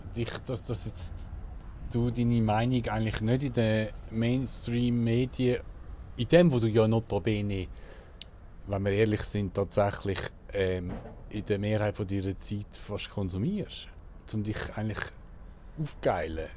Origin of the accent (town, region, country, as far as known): Switzerland